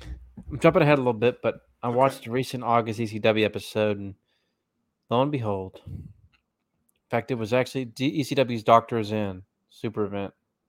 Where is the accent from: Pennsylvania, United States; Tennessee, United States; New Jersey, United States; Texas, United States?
Tennessee, United States; Chattanooga; I grew up in Chattanooga